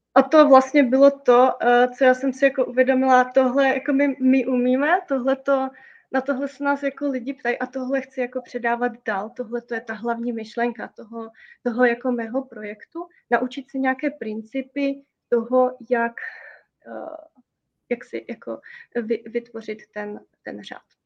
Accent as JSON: {"language": "Czech", "country": "Slovakia", "said": "My jsme Slováci"}